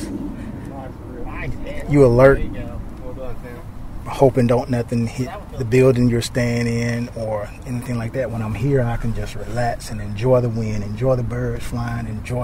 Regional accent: Talladega, Alabama, United States; I'm from Talladega, Alabama.

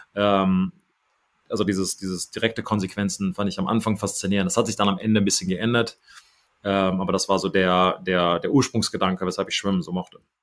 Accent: Kaarst, North Rhine-Westphalia, Germany; moved away; also born or lived in Düsseldorf / Neuss; ich bin in äh, Düsseldorf gewor geboren übrigens ähm, und dann okay. nach ähm, Neuss umgezogen und von da nach Kassel ist immer noch der Kreis Neuss

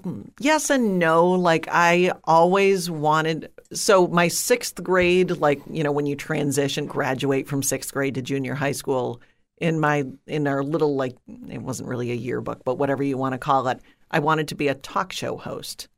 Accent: outside of Detroit, Michigan, United States; I grew up outside of Detroit, uh, in a suburb

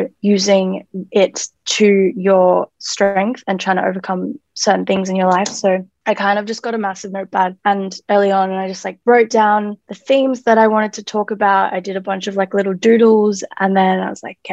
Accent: Melbourne, Victoria, Australia; I am an artist from Melbourne

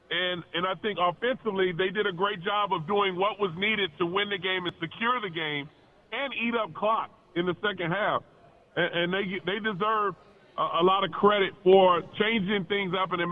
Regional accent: Philadelphia, Pennsylvania, United States; all these guys that we were a part of our family growing up in Philadelphia.

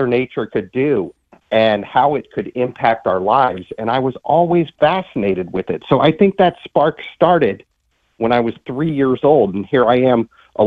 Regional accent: Northeast Ohio, United States; now in Charleston, United States; we saw plenty of snow where I grew up in Northeast Ohio.

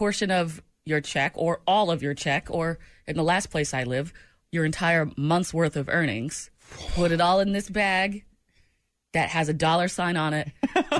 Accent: New England, United States; moved away; I've got Patriots blood running through me. I'm from New England.

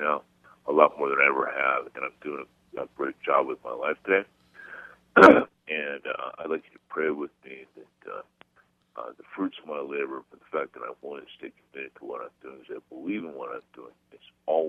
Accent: Los Angeles, California, United States; I rent a one-bedroom apartment here in Los Angeles.

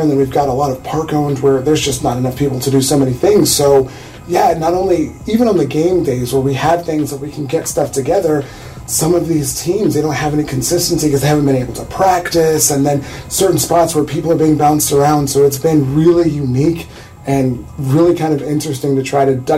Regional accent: central Illinois, United States; I grew up here.

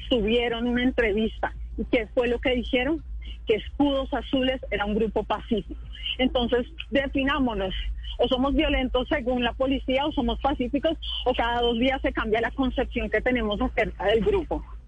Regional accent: Colombia; soy una colombiana que está indignada

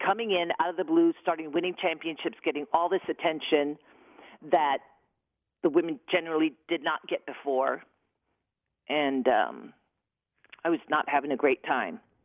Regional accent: New York, United States; I'm from New York

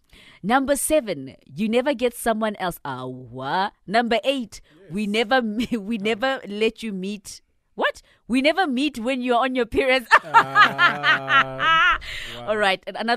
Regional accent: Siyabuswa, Mpumalanga, South Africa; I am from Siyabuswa.

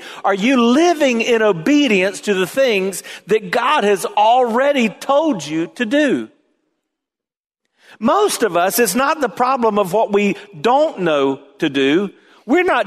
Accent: the South, United States; growing up in the South. And so there are things we just say

